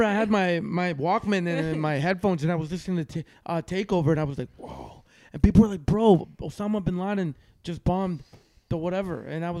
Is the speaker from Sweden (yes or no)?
no; Western Canada, Canada; moved away; also born or lived in Toronto; I grew up in Western Canada